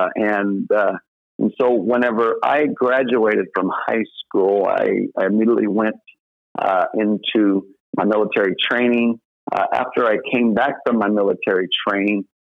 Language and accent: English; Southern Illinois, United States; moved away as an adult; So I grew up in Southern Illinois and grew up in a Southern Baptist church